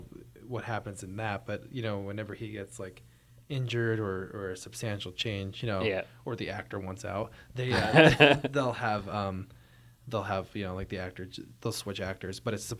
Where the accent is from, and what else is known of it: Pottsville, Pennsylvania, United States; born or raised there; moved away as an adult; now in Philadelphia, United States